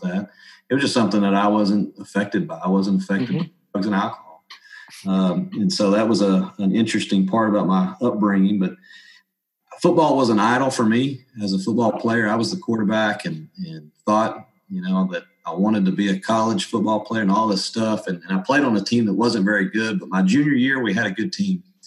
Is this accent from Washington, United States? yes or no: no; Paragould, Arkansas, United States; also born or lived in Caruthersville, Missouri; I really grew up in the in the town of Paragould, which is not too far from Arkansas State in Jonesboro, Arkansas